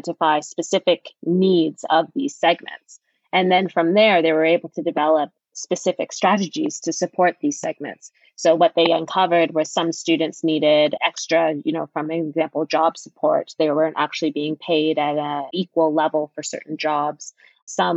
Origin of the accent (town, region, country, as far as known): Canada